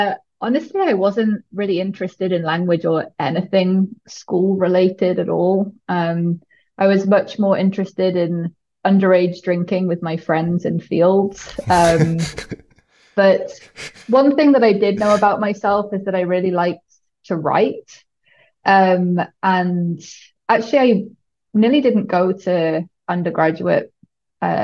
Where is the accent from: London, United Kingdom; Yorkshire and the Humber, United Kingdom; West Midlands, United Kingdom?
West Midlands, United Kingdom; Shrewsbury; moved away as an adult; also born or lived in Cardiff / Stanford; I grew up in a pretty small town called Shrewsbury, which is right on the border between England and Wales in the Midlands.